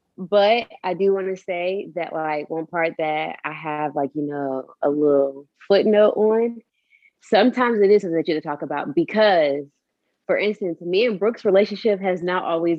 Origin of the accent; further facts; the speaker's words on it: Fayetteville, North Carolina, United States; I'm from Fayetteville.